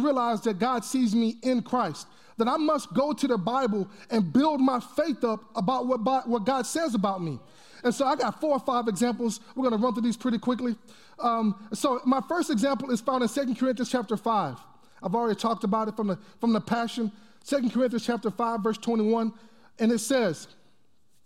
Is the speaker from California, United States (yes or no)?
no; Texas, United States; I'm from Texas